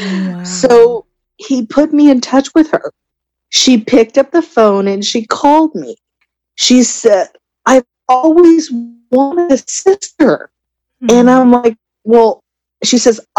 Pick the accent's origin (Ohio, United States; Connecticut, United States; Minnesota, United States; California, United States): California, United States; Southern; I am from Southern California